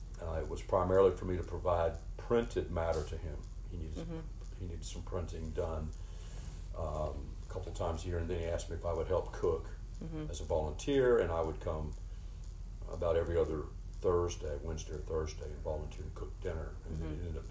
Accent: Winston-Salem, North Carolina, United States; now in Greensboro, United States; I'm born and raised in Winston-Salem, live in Greensboro.

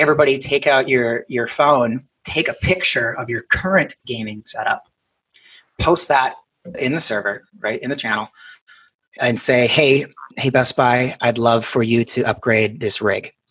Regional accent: Minnesota, United States; we're both from Minnesota

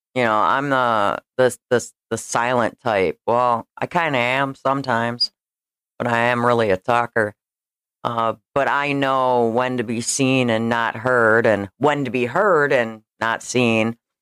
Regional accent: Schaumburg, Illinois, United States; I grew up in Schaumburg, Illinois

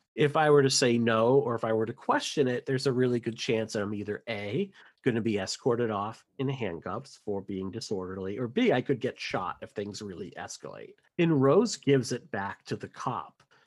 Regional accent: near Boston, Massachusetts, United States; from Massachusetts, born and raised near the Boston area

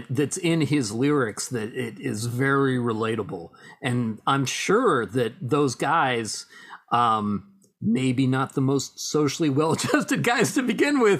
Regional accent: Pittsburgh, Pennsylvania, United States; We're from the Steel City, man.

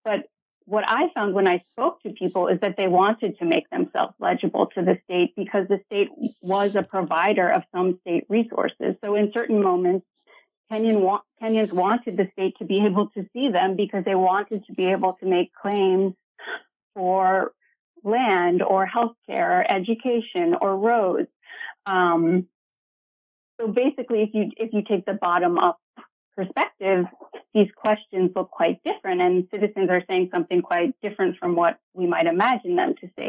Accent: Ohio, United States; moved away as an adult; also born or lived in Iowa / Georgia / Ghana / Lesotho; so I grew up in Ohio in a small college town

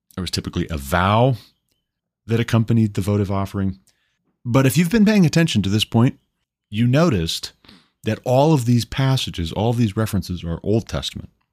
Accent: Montana, United States; also born or lived in Hillsboro, Ohio; I moved my family back to my home state of Montana

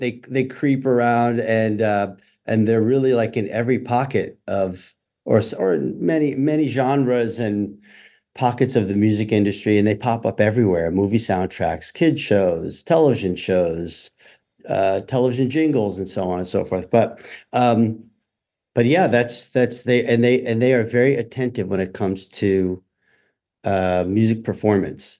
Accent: Randolph, New Jersey, United States; moved away as an adult; also born or lived in New York City; I grew up in Northeast New Jersey in a town called Randolph

